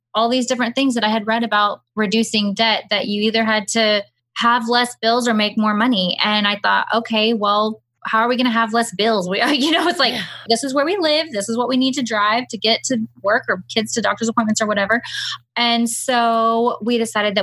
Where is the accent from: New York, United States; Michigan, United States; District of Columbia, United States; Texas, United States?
Texas, United States; Houston; moved away as an adult; now in Hill Country, United States; We grew up and lived in Houston our entire lives, right outside of Houston